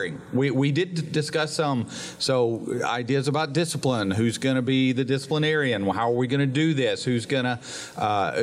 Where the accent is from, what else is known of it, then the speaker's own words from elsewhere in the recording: Gadsden, Alabama, United States; growing up in the Harrison house and on Troy Street in North Gadsden